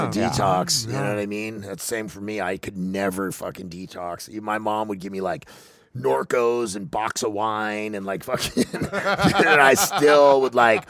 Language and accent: English; Corona, California, United States; I grew up in Riverside County